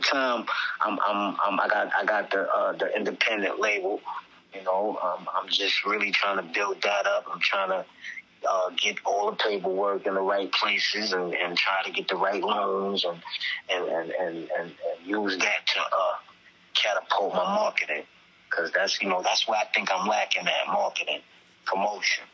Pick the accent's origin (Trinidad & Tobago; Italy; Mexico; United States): United States; New York City, New York; I'm from Staten Island, although it's Staten Island, I'm from the most dangerous neighborhood in Staten Island between the 80s, the 90s, the 2000s